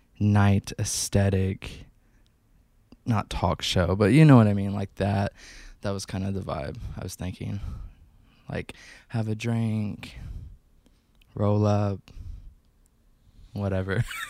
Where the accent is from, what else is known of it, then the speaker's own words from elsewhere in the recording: Evansville, Indiana, United States; Oh, we're from Southern Indiana.